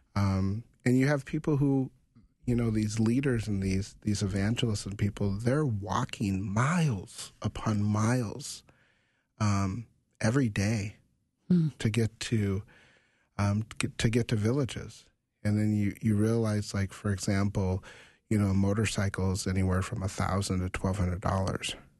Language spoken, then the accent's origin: English; United States; as a African American um, growing up in America